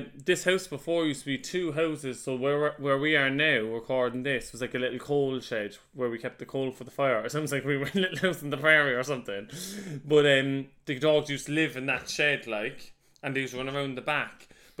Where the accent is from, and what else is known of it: Cork, Munster, Ireland; moved away as an adult; also born or lived in London